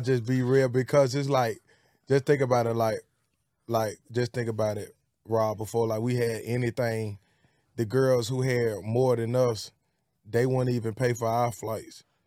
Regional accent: Birmingham, Alabama, United States; also born or lived in Bessemer, Alabama; I'm from Birmingham, Alabama, and, uh, it's Pratt City. I'm from Pratt City and Bessemer.

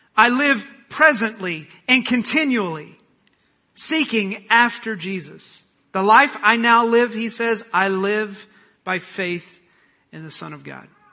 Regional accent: Oklahoma, United States; I'm from Oklahoma

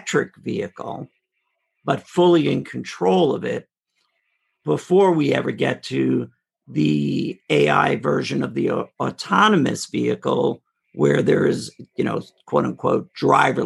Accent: New York City, New York, United States; this kid from Queens

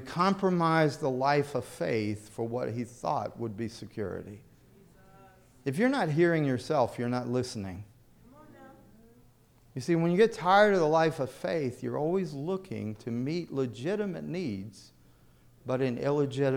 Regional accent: the South, United States; moved away; I grew up in the South

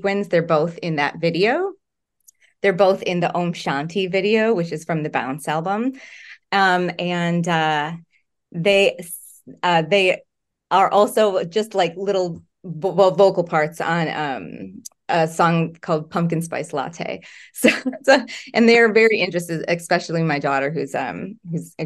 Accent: Wisconsin, United States; now in Los Angeles, United States; I live in LA. I'm from Wisconsin

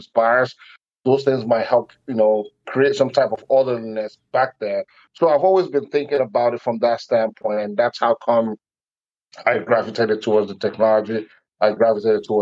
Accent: Nigeria; now in United States; growing up in Nigeria, West Africa, you know, I came over, you know, to the United States like over 20 years ago

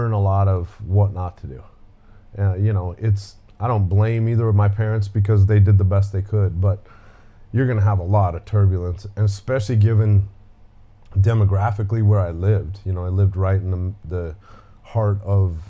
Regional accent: Denver, Colorado, United States; I was born and raised in Denver, Colorado

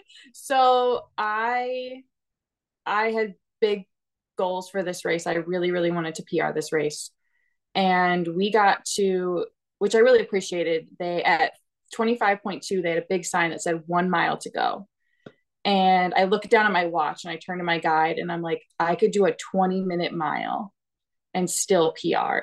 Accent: Illinois, United States; moved away; I am originally from Illinois.

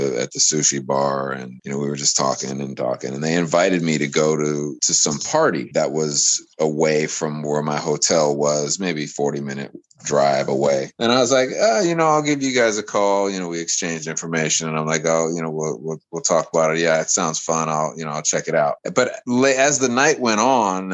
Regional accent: United States; I come from America

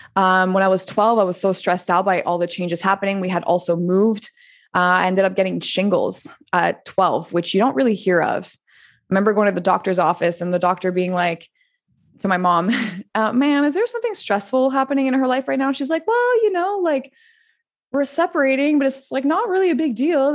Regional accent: Montreal, Quebec, Canada; moved away; also born or lived in France; I'm originally from Montreal

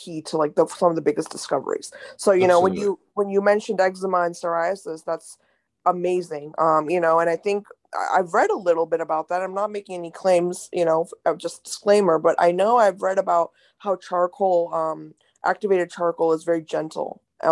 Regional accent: India; I was raised in India

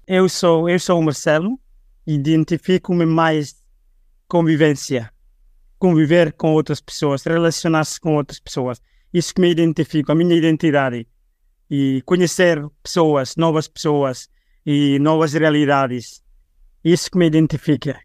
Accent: Liquiçá, Timor-Leste; now in Dili, Timor-Leste; Neste momento, eu vivo em Dili, e eu sou natural de Liquiçá

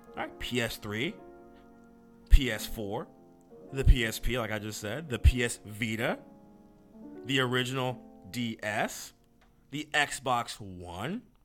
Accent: United States; I'm, I'm an American

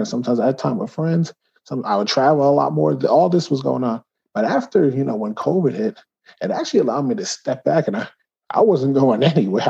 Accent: Woodbridge, New Jersey, United States; my hometown of Woodbridge, New Jersey

